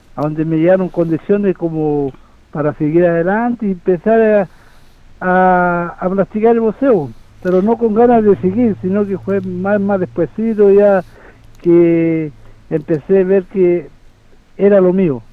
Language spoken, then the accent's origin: Spanish; Curanilahue, Biobío, Chile; moved away as an adult; now in Santiago, Chile; yo salí de mi tierra, una, una zona minera